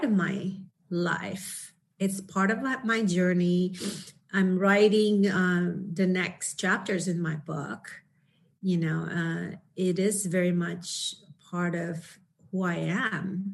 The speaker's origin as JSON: {"language": "English", "country": "Indonesia", "moved": "yes", "said": "I came from Indonesia"}